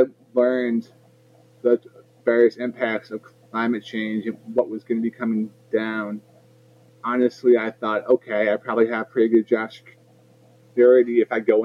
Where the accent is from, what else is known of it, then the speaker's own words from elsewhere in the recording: New Jersey, United States; also born or lived in Edison, New Jersey / North Brunswick, New Jersey / Metuchen, New Jersey; I'm from Central Jersey